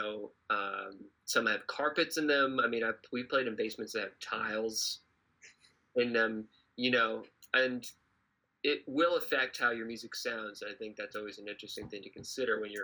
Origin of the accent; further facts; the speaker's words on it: Florida, United States; now in Boston, United States; I'm from Florida originally